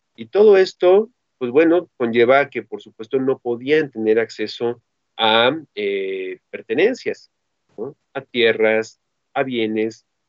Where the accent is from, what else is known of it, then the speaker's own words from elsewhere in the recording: Mexico; de los mexicanos